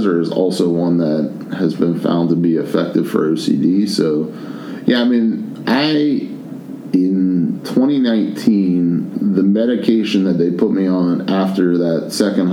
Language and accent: English; Penn Hills, Pennsylvania, United States; also born or lived in Virginia; I'm from Penn Hills